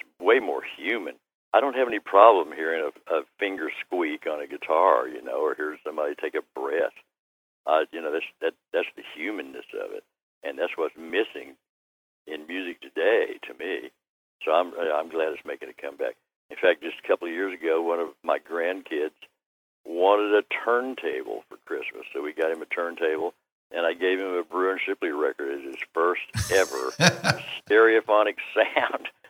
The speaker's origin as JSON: {"language": "English", "town": "Oklahoma City", "region": "Oklahoma", "country": "United States", "moved": "as an adult", "said": "I'm from Oklahoma City"}